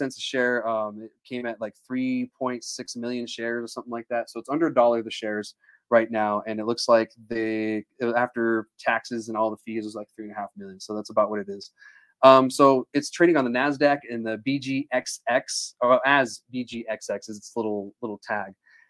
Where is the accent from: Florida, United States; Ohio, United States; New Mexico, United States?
New Mexico, United States; also born or lived in Hawaii; I was from New Mexico.